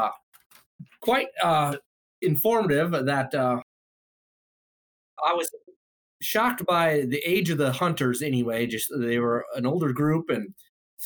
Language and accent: English; Rapid City, South Dakota, United States; also born or lived in Deadwood, South Dakota / Newell, South Dakota; then Rapid City here within a five-mile radius for most of my life